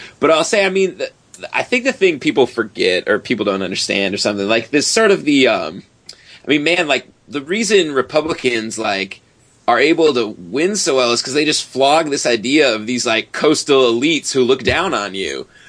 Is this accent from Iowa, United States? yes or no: yes; Iowa, United States; my home state of Iowa legalized gay marriage